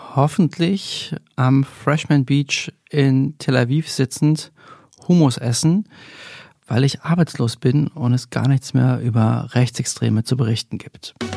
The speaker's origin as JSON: {"language": "German", "country": "Germany", "tie": "born or raised there", "said": "ich bin in der DDR aufgewachsen"}